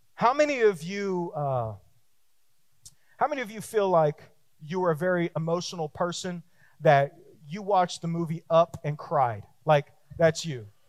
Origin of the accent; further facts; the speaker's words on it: Texas, United States; me too, me too, me too